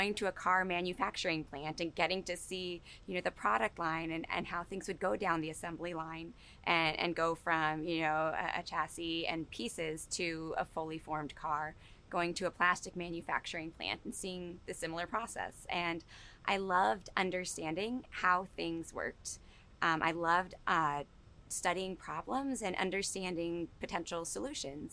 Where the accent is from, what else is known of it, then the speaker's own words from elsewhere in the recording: Newark, New Jersey, United States; I grew up in Newark, New Jersey